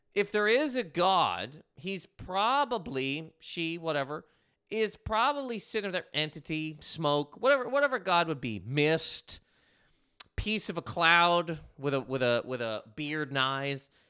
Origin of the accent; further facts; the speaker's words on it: Canada; moved away; I'm Canadian, Canadian human man